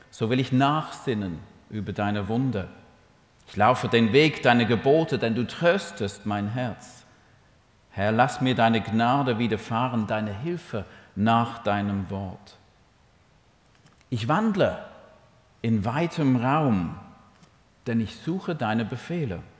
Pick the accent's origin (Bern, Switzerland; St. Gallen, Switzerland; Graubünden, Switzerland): St. Gallen, Switzerland; accent: Toggenburg; Und ich versuche mit meinem Toggenburger Akzent.